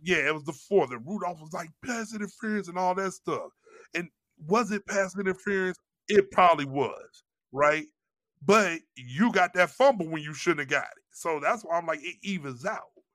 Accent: St. Louis, Missouri, United States; moved away; I'm from Saint Louis

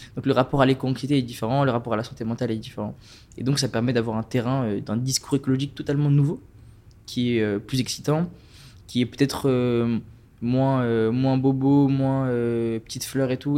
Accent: Strasbourg, Grand Est, France; je viens de Strasbourg

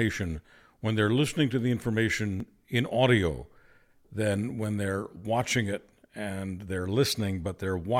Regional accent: the East, Eastern Canada, Canada; now in Western Canada; I'm from the East originally, but the West is my adopted home region

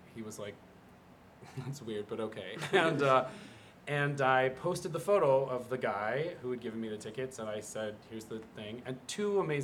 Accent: Utah, United States; moved away; also born or lived in New York; I was like a shiny kid from Utah

